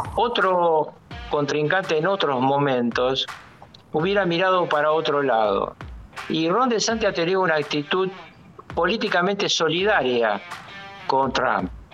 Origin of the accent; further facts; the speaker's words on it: Argentina; la situación en mi país es muy complicada